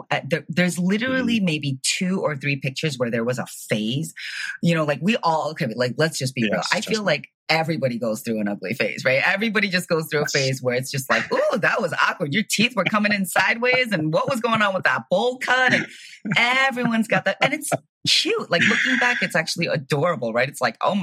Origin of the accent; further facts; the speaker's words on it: Chicago, Illinois, United States; moved away as an adult; also born or lived in San Francisco; now in Miami, United States; I was born and raised in Chicago